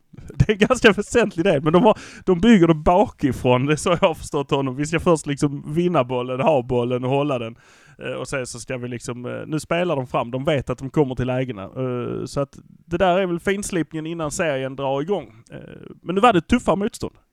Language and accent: Swedish; Malmö, Skåne, Sweden; vi brukar säga att vi är från Malmö.